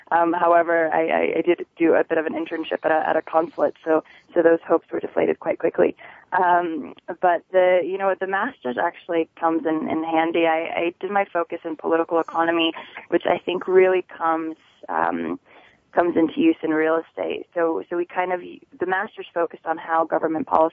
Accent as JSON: {"language": "English", "area": "near Hartford", "region": "Connecticut", "country": "United States", "tie": "born or raised there", "also_born_or_lived": "Poland / Australia", "moved": "as an adult", "lives_now": "New York City, United States", "said": "I grew up in Connecticut, actually just right outside of Hartford"}